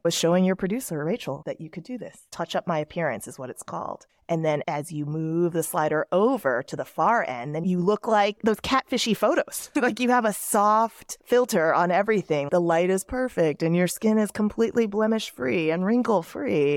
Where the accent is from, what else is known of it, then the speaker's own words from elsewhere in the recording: Dallas, Texas, United States; moved away as an adult; also born or lived in Seoul, South Korea; I grew up in Dallas, Texas